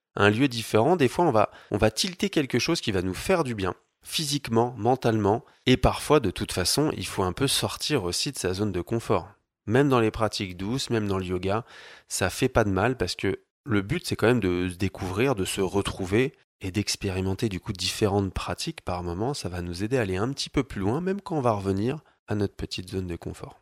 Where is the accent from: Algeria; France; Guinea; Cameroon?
France; Paris, Île-de-France; moved away as an adult; now in Annecy, France; Je viens de Paris, j'habite Annecy dans les montagnes